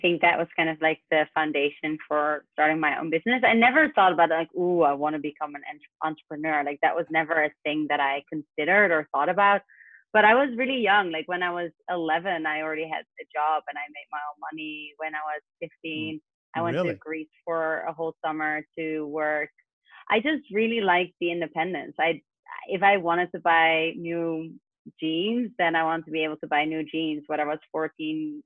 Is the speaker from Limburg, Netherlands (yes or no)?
no; The Hague, South Holland, Netherlands; moved away as an adult; also born or lived in London; I grew up in the Netherlands in a city called The Hague.